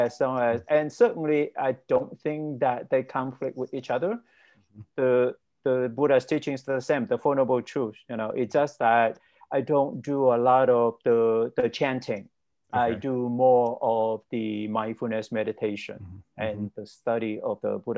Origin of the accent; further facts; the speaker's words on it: Vietnam; moved away as an adult; also born or lived in Cleveland, Ohio; now in United States; I was born and raised in Vietnam, and ethnically, I'm Chinese